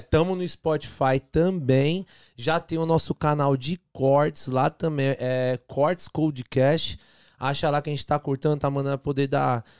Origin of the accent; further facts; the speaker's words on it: São Bernardo do Campo, São Paulo, Brazil; moved away; A gente sai de São Bernardo, a gente morava na divisa, São Bernardo com Diadema.